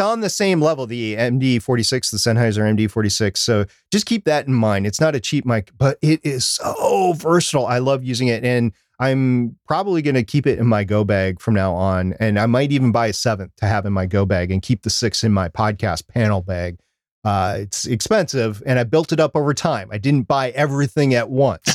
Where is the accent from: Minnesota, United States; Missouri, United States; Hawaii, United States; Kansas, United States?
Minnesota, United States; I was born and, or grew up in Minnesota, which is right next to Canada